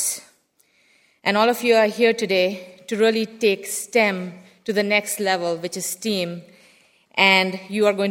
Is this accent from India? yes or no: yes; India; moved away; I grew up in India where there was a very heavy focus on science and math